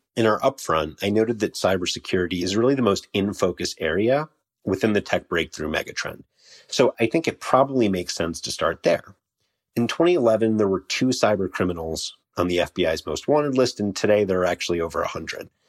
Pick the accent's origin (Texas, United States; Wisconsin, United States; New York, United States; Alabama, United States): New York, United States; New York City; New York, also my hometown